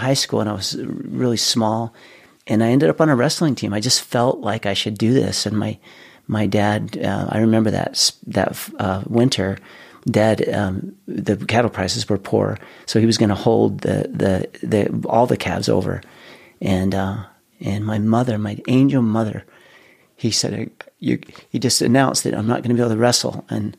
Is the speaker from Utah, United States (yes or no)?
yes; West Layton, Utah, United States; also born or lived in Ogden; I was born in Ogden, native Ogden, Utah, raised on a dairy farm in West Layton. We had a 350-cow dairy farm growing up.